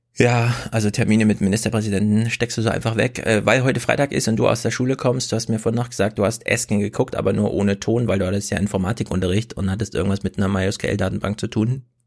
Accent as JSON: {"language": "German", "town": "Dresden", "region": "Saxony", "country": "Germany", "said": "Als Dresdner"}